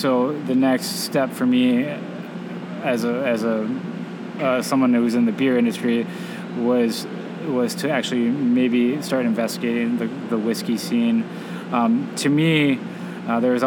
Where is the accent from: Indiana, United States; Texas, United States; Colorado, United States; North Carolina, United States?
Indiana, United States; Northwest; moved away as an adult; now in Southwest Michigan, United States; I grew up in Northwest Indiana